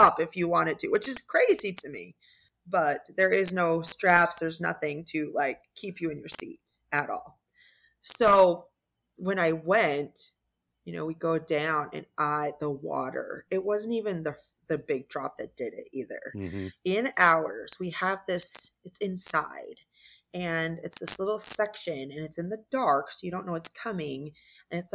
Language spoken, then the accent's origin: English; Arizona, United States; I'm from Arizona